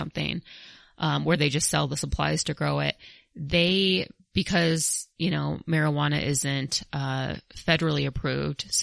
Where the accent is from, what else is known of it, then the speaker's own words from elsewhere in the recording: Colorado, United States; I'm from Colorado